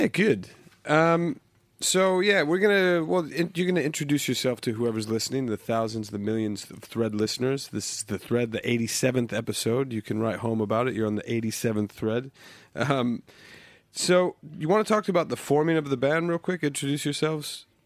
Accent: United States; now in London, United Kingdom; growing up in the States

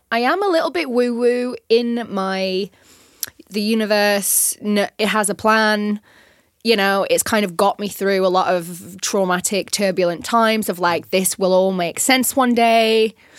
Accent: North West England, United Kingdom; moved away as an adult; also born or lived in London; now in Los Angeles, United States; I was originally from England

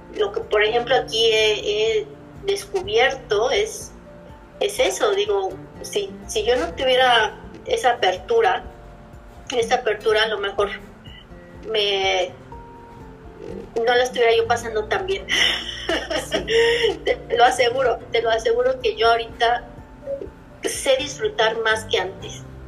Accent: Mexico City, Mexico; moved away as an adult; also born or lived in Puebla / Playa del Carmen / Cozumel / Chicago; now in Pittsburgh, United States; Yo vivía, vivía en Puebla, pero soy originaria de la Ciudad de México.

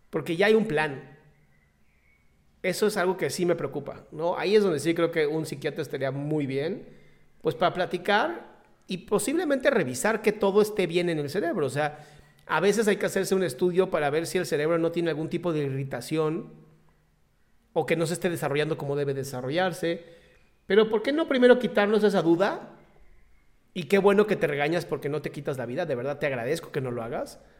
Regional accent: Mexico City, Mexico

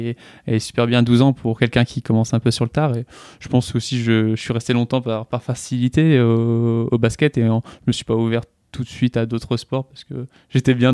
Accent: Strasbourg, Grand Est, France; born there; also born or lived in southern France; j'ai 23 ans. Je suis né à Strasbourg. Euh, voilà, j'ai pas mal bougé pour arriver à la fin de, mon adolescence euh, dans le sud.

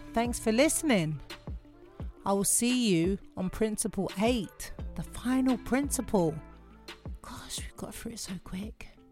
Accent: London, United Kingdom; I'm from Lewisham.

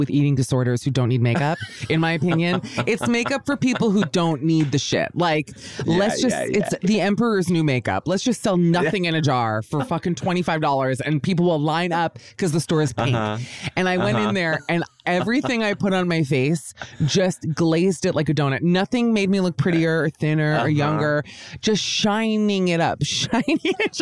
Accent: United States

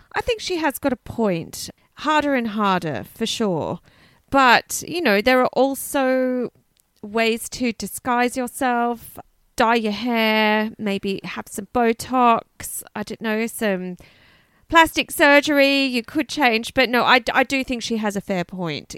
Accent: Canberra, Australian Capital Territory, Australia; born or raised there

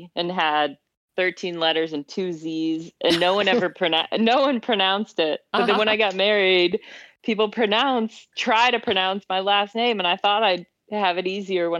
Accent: Midwest, United States; I grew up in the Midwest.

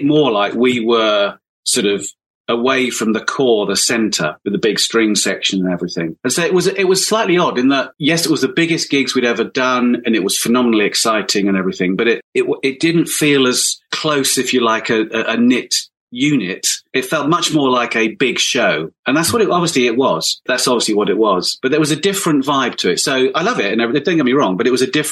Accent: Hampshire, South East England, United Kingdom; also born or lived in London; now in Hampshire, United Kingdom; I was born in Hampshire

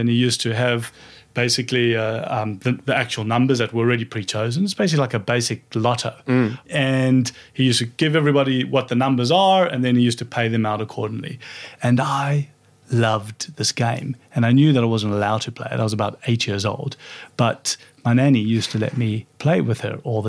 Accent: Johannesburg, Gauteng, South Africa; moved away as an adult; now in Australia; growing up in South Africa

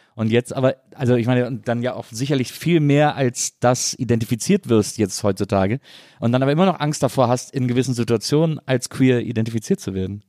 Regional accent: Cologne, North Rhine-Westphalia, Germany; Ich bin in Köln aufgewachsen, in einem Kölner äh, Raum

